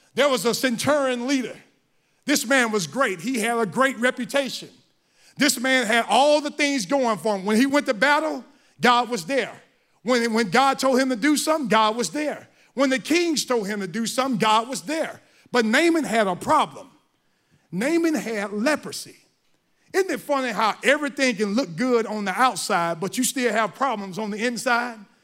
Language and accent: English; Mississippi, United States; I'm from Mississippi